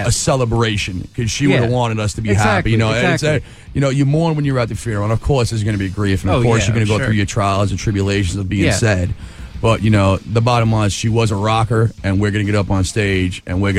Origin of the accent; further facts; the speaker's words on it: Long Island, New York, United States; Long Island, New York.